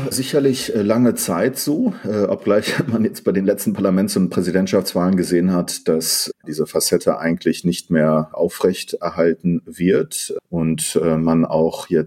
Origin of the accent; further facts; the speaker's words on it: Iran; born there; also born or lived in Germany / Netherlands / London, United Kingdom; Ich bin äh, ein in Iran geborener äh, Politikwissenschaftler. Ich habe in äh, Deutschland, Münster, Holland und in London studiert